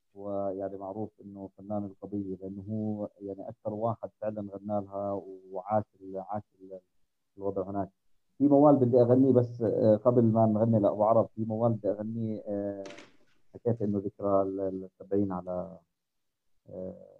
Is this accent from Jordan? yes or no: yes; Jordan; عندنا بالاردن